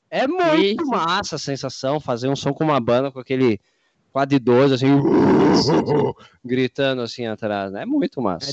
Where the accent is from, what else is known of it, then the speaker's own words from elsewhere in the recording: Rio Grande do Sul, Brazil; também gaúcho aqui